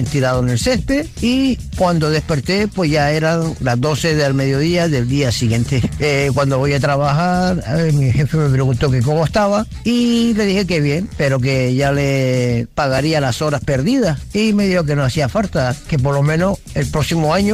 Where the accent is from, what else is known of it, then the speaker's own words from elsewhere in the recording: Madrid, Community of Madrid, Spain; de Madrid.